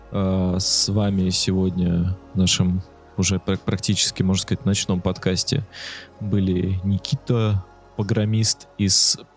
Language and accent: Russian; Saint Petersburg, Russia; Я тоже из Санкт-Петербурга.